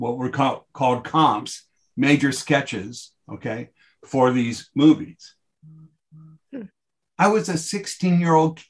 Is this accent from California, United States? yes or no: yes; Los Angeles, California, United States; I grew up in South Bay